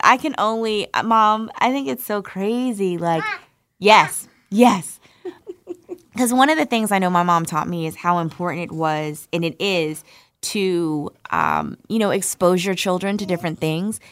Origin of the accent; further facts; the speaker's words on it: Irvington, New Jersey, United States; moved away; New Jersey, baby, where mommy's from, from Irvington, to be specific. I grew up on Linden Avenue